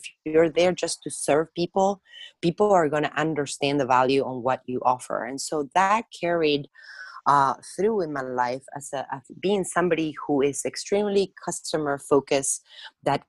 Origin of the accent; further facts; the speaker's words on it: Argentina; moved away as an adult; also born or lived in France; now in United States; I was born in Argentina, and at this point, I spent half of my life in the United States. I came here when I graduated from my hospitality degree.